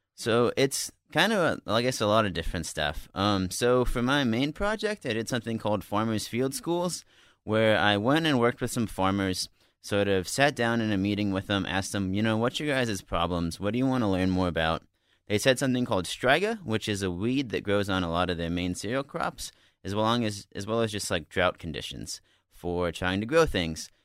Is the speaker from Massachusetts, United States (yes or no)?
no; Montana, United States; moved away; I'm from Montana